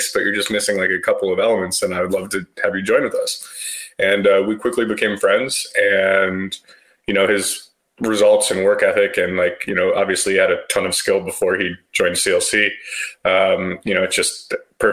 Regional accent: Colorado, United States; I grew up in Colorado

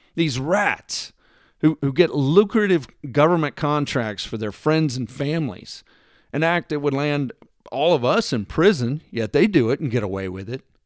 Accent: Texas, United States; I'm from Texas

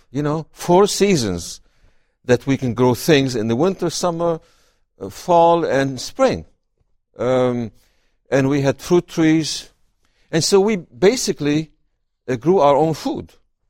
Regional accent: Syria; Well, I was raised in a small town on the shores of the Mediterranean. So our farm was next to the waves.

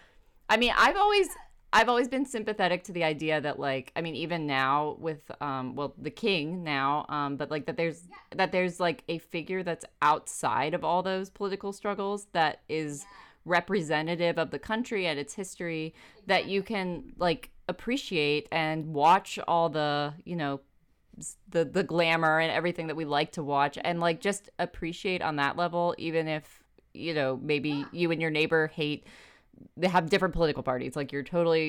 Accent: United States; I'm an American

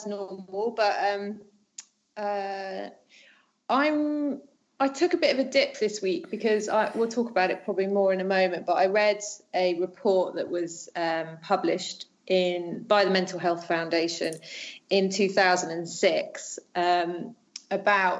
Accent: United Kingdom; moved away as an adult; now in France

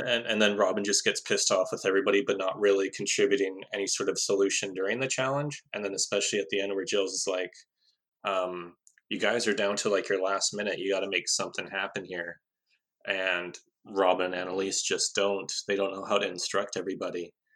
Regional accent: Canada; as a Canadian

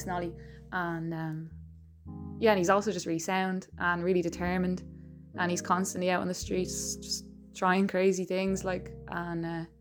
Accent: Swords, Leinster, Ireland; I'm from Swords in North County Dublin.

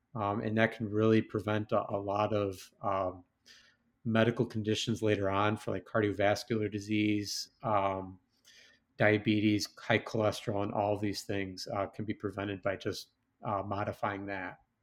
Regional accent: West Chicago, Illinois, United States; moved away; growing up in West Chicago

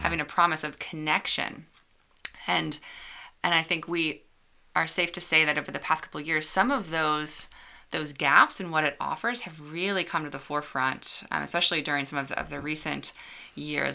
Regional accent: suburbs of Chicago, Illinois, United States; moved away as an adult; also born or lived in Georgia; I grew up outside of Chicago in the suburbs and moved away to Georgia for college

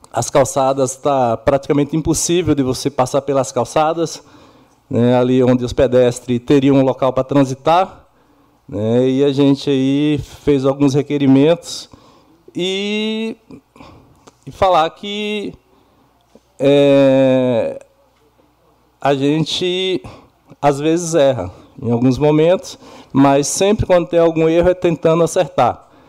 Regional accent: Bahia, Brazil; now in Iracemápolis, Brazil; muitas pessoas me conhecem como …

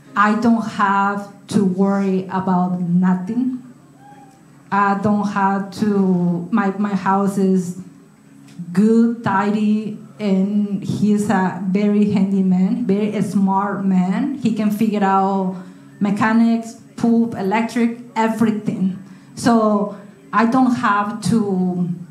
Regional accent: Mexico; moved away as an adult; when I went back to Mexico in, in, December. I was here from June to December

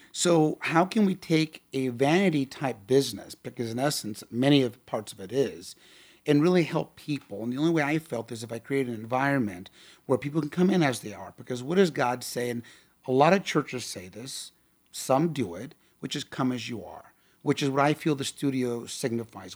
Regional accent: Tustin, California, United States; I grew up out there in Tustin

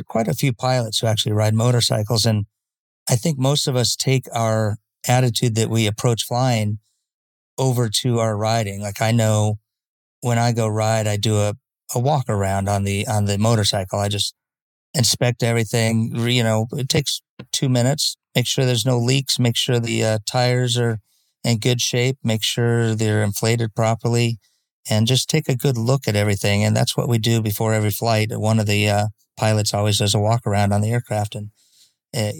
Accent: Escondido, California, United States; grew up in San Diego, Northern County, it was called. It was a little place called Escondido.

